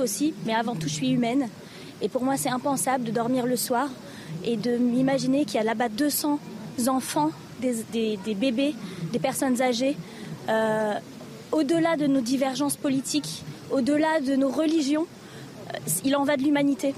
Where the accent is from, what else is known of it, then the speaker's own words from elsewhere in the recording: France; Je suis une mère, je suis française.